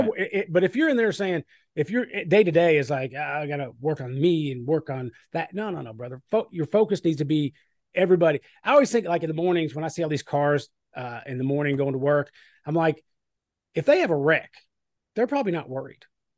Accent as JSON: {"language": "English", "region": "Kentucky", "country": "United States", "said": "And I am from Southern, you know, I'm from Kentucky. Right, I live in Southern Indiana."}